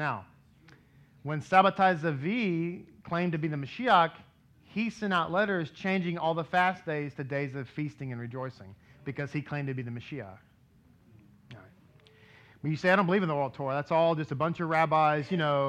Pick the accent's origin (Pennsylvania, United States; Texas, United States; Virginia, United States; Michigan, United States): Texas, United States; Grapevine; I'm from Grapevine.